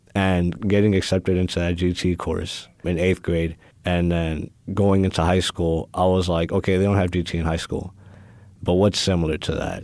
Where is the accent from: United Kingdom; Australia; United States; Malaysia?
United States; Houston, Texas; I was born and raised here in Houston, in A Leaf